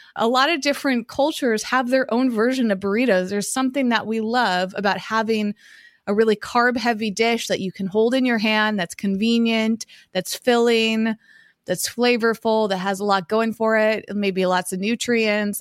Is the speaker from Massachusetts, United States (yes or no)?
yes; Massachusetts, United States; moved away as an adult; now in Southern California, United States; when I was growing up in Massachusetts